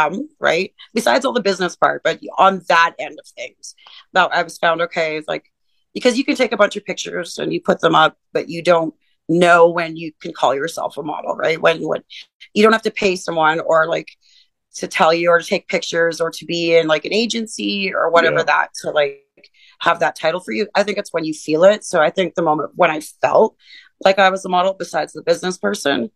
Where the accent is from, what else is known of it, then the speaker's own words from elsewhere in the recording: Northern Alberta, Canada; moved away as an adult; now in Edmonton, Canada; I'm from Northern Alberta, but I've been here since 2008, and I came here for college